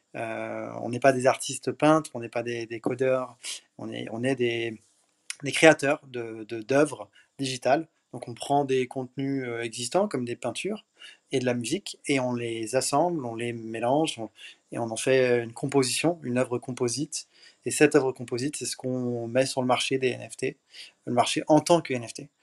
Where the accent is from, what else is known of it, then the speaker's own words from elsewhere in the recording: France; also born or lived in Paris / Miami; je suis un Français, 29 ans à Paris